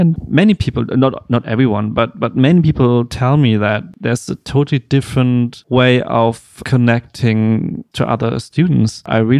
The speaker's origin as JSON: {"language": "English", "town": "Bielefeld", "region": "North Rhine-Westphalia", "country": "Germany", "moved": "as an adult", "lives_now": "Berlin, Germany", "said": "No, I'm from Bielefeld, small town next to Hannover, where I also studied photography. And then I moved here 2009"}